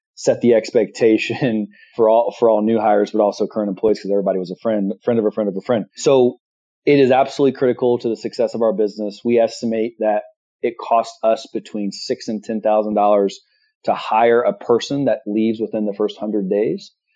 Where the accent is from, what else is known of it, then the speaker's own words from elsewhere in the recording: Midwest, United States; I'm from the Midwest, born and raised